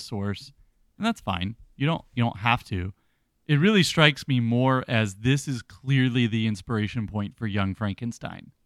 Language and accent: English; the South, United States; being a Southerner